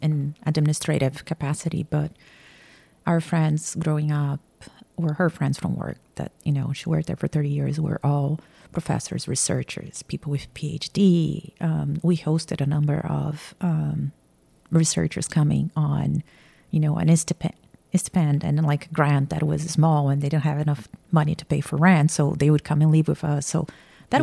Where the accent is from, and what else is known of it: Campinas, São Paulo, Brazil; born or raised there; moved away as an adult; now in Atlanta, United States